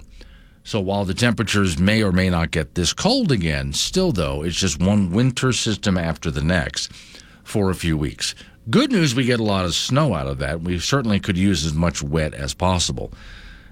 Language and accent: English; Florida, United States; now in Wyoming, United States; I grew up in Florida